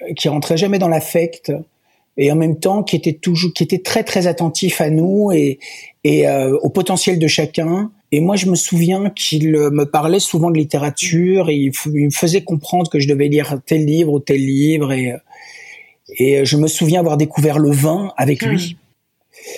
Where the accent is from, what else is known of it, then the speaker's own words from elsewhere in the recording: Walloon Brabant, Wallonia, Belgium; also born or lived in Ardennes; now in Brussels, Belgium; j'ai pas grandi là-bas parce que mes parents n'habitaient pas vraiment Bruxelles. Ils habitaient à, à 20, 20, 30 km de Bruxelles, dans le Brabant wallon, autour de Wavre, Rixensart